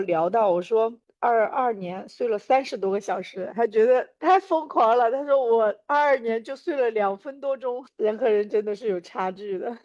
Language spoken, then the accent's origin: Chinese; China; 我从中国来